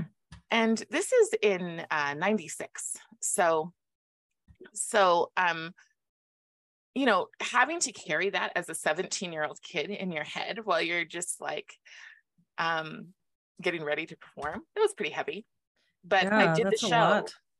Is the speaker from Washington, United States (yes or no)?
yes; Moses Lake, Washington, United States; Moses Lake, the town I'm from